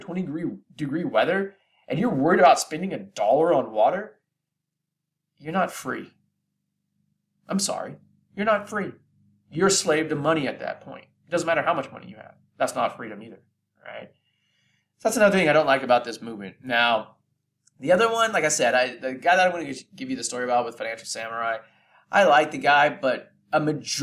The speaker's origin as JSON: {"language": "English", "area": "Bay Area", "region": "California", "country": "United States", "said": "I'm from the Bay Area in California"}